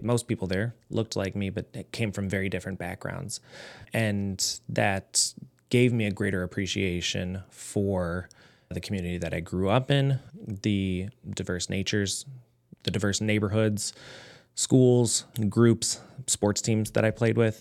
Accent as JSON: {"language": "English", "town": "Lorain", "region": "Ohio", "country": "United States", "tie": "born or raised there", "said": "I am born and raised in Lorraine."}